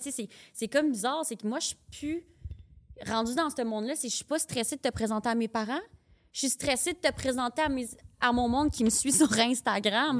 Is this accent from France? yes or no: no; Sherbrooke, Quebec, Canada; moved away as an adult; now in Montreal, Canada; Je viens de Sherbrooke.